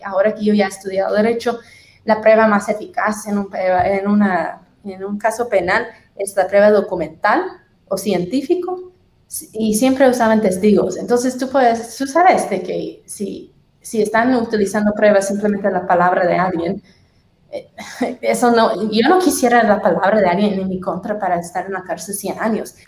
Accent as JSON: {"language": "Spanish", "region": "Tennessee", "country": "United States", "tie": "born or raised there", "second_language": "Spanish", "moved": "as an adult", "lives_now": "Guatemala City, Guatemala", "said": "Sureña, soy de Tennessee."}